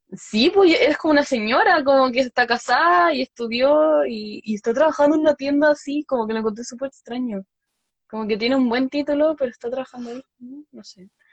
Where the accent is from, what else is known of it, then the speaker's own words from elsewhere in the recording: Chile; moved away as an adult; now in Seoul, South Korea; yo de Chile